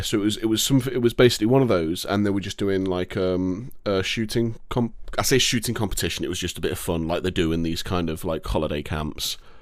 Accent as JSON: {"language": "English", "region": "England", "country": "United Kingdom", "said": "I'm happy to be from England"}